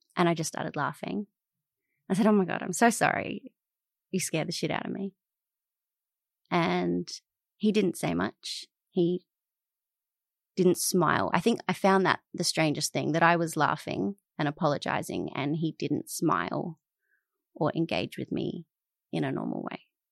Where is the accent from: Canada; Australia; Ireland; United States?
Australia; Adelaide, South Australia; moved away as an adult; also born or lived in Alice Springs, Northern Territory; now in Melbourne, Australia; I grew up in Adelaide first and then Alice Springs